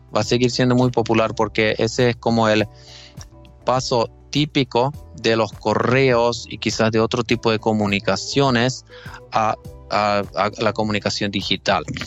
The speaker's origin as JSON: {"language": "Spanish", "country": "Finland", "accent": "Finnish", "second_language": "Spanish", "said": "mi acento finlandés. Eh, todavía estoy mejorando mi español. En todo caso, sí, o sea, soy, soy finlandés"}